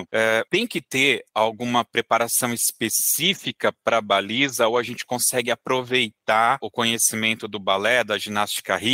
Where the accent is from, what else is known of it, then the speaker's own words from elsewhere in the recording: São Luís, Maranhão, Brazil; Eu sou de São Luís do Maranhão.